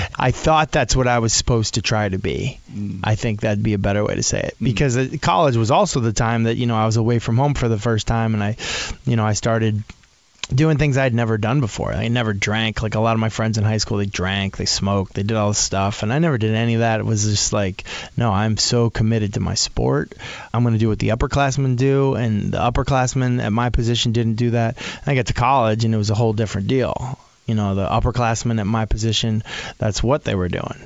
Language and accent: English; New England, United States; born or raised there; also born or lived in Boulder, Colorado / Nashville, Tennessee